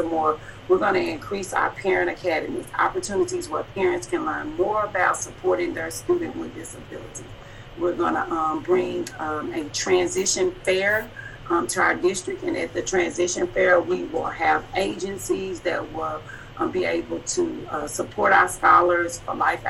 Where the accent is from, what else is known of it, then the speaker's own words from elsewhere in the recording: Dallas, Texas, United States; I'm from Dallas, Texas